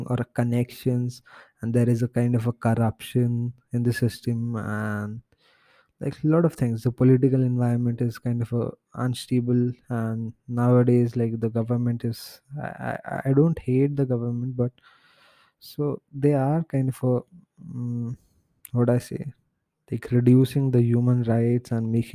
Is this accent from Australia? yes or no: no; India; my home country, India